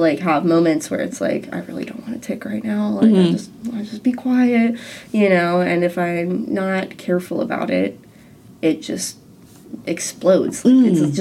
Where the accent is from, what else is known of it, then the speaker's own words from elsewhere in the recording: Ohio, United States; I'm from Ohio